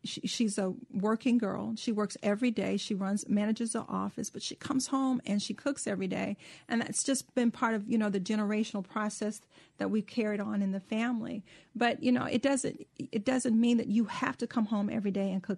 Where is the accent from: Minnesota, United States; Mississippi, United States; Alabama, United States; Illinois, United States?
Mississippi, United States; I grew up in Mississippi